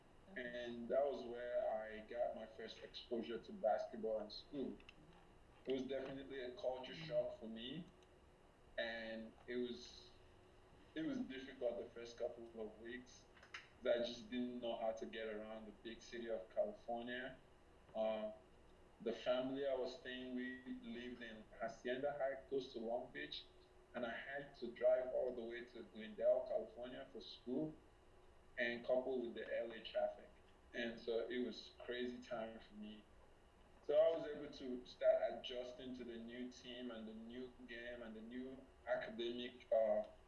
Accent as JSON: {"language": "English", "country": "Nigeria", "tie": "born or raised there", "moved": "yes", "lives_now": "Minnesota, United States", "said": "we're both from Nigeria."}